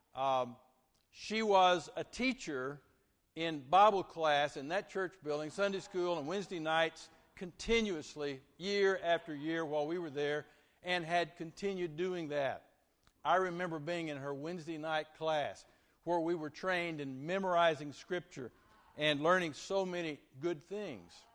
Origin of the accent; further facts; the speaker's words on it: Vernon, Texas, United States; now in Lake Jackson, United States; grew up from fourth grade through high school at Vernon, Texas